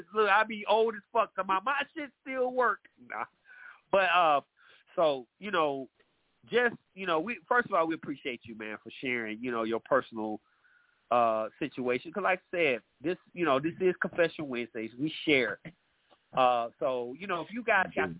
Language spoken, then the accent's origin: English; Atlanta, Georgia, United States; my hometown, Atlanta